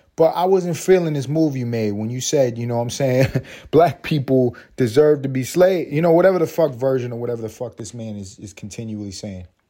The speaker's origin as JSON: {"language": "English", "town": "New York City", "region": "New York", "country": "United States", "said": "I am from Harlem."}